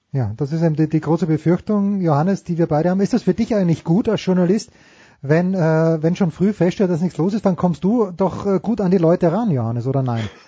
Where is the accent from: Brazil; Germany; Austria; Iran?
Austria; als Österreicher